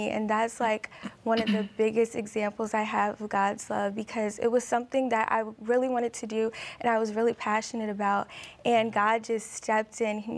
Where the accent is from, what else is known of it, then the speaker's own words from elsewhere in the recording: Maryland, United States; I am from Maryland.